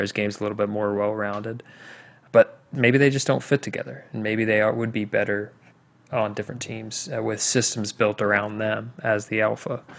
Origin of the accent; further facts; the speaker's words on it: Indiana, United States; my home state of Indiana